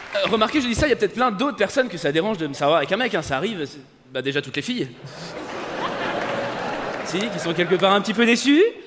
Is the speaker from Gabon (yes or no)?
no; France; je suis français